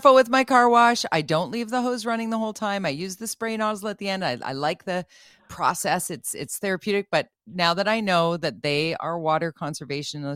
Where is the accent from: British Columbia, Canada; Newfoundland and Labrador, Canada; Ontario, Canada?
British Columbia, Canada; Vancouver; As a Vancouverite, as a Metro Vancouverite, as a British Columbian